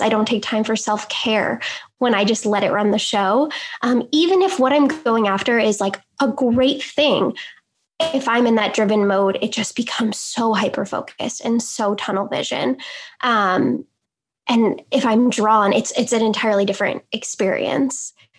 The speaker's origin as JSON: {"language": "English", "region": "New York", "country": "United States", "said": "I'm from New York, New York"}